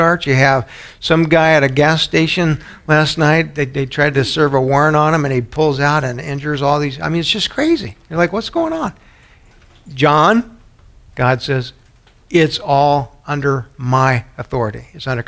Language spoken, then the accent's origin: English; San Antonio, Texas, United States; moved away; where I grew up in San Antonio